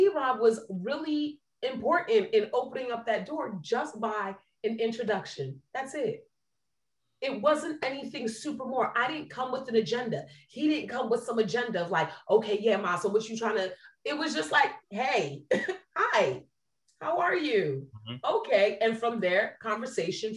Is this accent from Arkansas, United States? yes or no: no; New Jersey, United States; now in Tampa, United States; I'm from Jersey